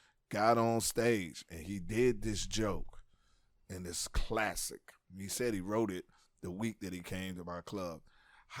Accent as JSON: {"language": "English", "town": "Washington", "region": "District of Columbia", "country": "United States", "tie": "born or raised there", "said": "my hometown, D.C."}